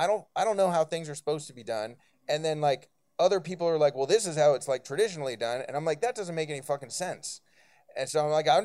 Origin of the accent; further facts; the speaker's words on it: Bay Area, California, United States; now in Brooklyn, United States; I'm from the Bay Area